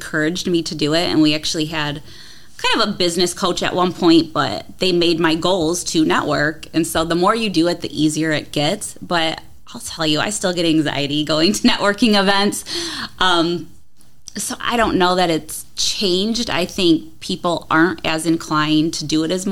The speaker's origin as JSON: {"language": "English", "town": "Toledo", "region": "Ohio", "country": "United States", "tie": "born or raised there", "said": "I grew up in Toledo"}